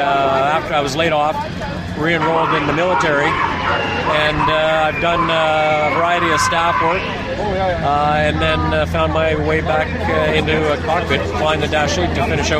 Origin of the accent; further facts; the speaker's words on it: Barrie, Ontario, Canada; I grew up in Barrie.